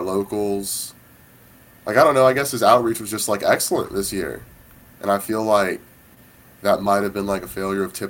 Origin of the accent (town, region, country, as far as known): Atlanta, Georgia, United States; born or raised there; also born or lived in Kansas